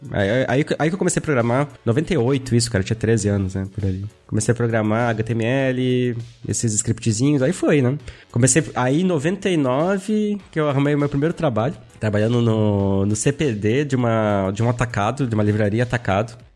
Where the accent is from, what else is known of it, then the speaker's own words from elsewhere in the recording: Pelotas, Rio Grande do Sul, Brazil; born there; also born or lived in Pará / Paraná; eu nasci no Rio Grande do Sul, Pelotas. Olha só. Aí depois a gente morou no Pará, foi pro Pará